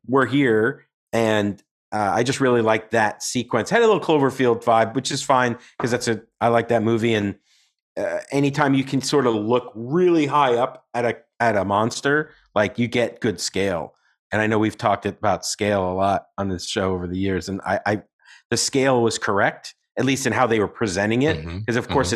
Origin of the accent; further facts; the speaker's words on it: New York, United States; as a New Yorker